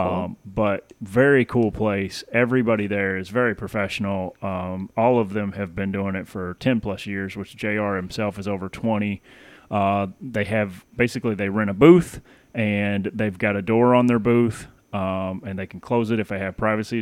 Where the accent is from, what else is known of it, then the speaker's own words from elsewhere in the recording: Tennessee, United States; moved away; I grew up in Tennessee